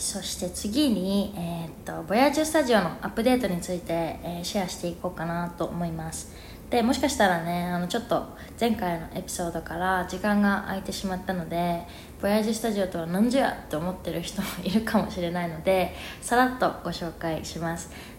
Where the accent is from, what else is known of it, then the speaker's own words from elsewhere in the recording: Japan; first language Japanese; moved away as an adult; also born or lived in New York, United States; now in Mexico City, Mexico; 日本で生まれ育って日本語が母国語でで英語が第二外国語で